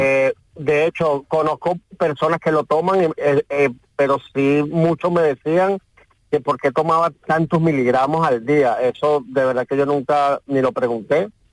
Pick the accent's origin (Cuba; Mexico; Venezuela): Venezuela; moved away as an adult; now in Spain; yo soy venezolano y vine con unos medicamentos de Venezuela a España